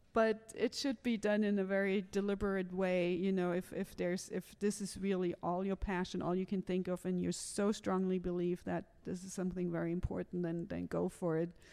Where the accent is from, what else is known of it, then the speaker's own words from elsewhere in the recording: Germany; moved away as an adult; I grew up in Germany